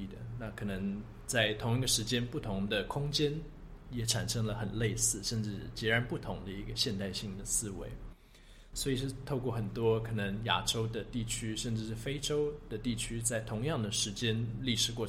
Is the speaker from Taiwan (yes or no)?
no; London, United Kingdom; born there; 因为我想我生在就是生在伦敦这个地方，那我当然应该多去了解这个城市，多去挖这个宝藏这样子。